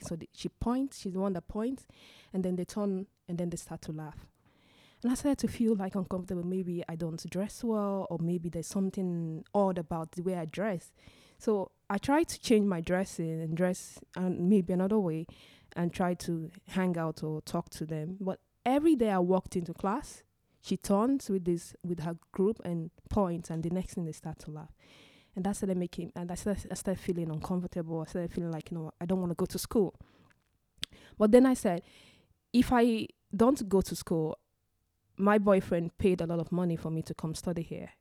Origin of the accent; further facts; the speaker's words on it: Nigeria; moved away as an adult; now in Stockholm, Sweden; I am originally from Nigeria. And I moved to Sweden in two thousand and thirteen for my master's education